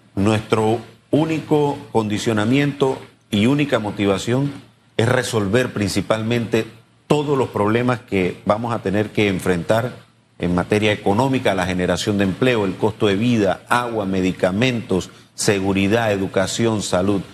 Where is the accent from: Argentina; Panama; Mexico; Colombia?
Panama; todos los panameños